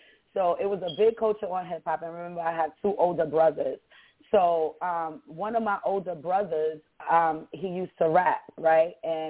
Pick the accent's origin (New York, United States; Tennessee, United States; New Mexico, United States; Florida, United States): New York, United States; New York City; I grew up in Bronx, New York City. I was born and raised in New York.